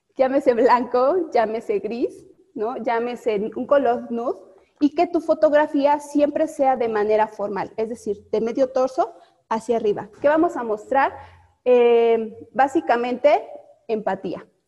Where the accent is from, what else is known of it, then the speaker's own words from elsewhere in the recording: Mexico; somos mexicanos